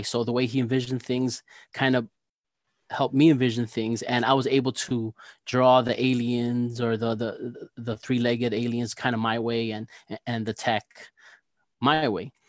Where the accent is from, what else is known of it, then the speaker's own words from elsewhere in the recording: New Jersey, United States; I'm an illustrator from New Jersey